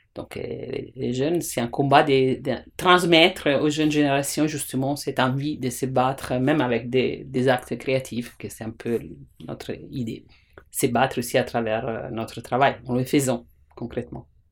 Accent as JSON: {"language": "French", "country": "Italy", "second_language": "French", "moved": "yes", "said": "je suis italienne"}